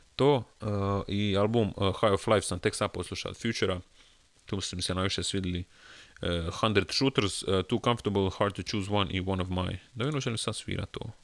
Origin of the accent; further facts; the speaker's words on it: Croatia; kao pravi Hrvat